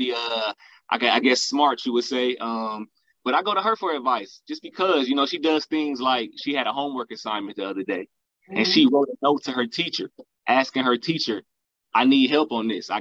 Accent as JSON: {"language": "English", "town": "Dayton", "region": "Ohio", "country": "United States", "tie": "born or raised there", "said": "Artist named … that I work with out of my hometown, Dayton, Ohio"}